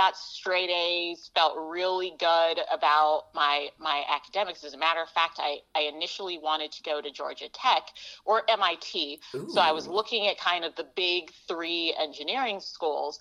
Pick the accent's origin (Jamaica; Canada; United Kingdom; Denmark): Jamaica; now in United States; so my family, we're a family of immigrants, so I was born in Jamaica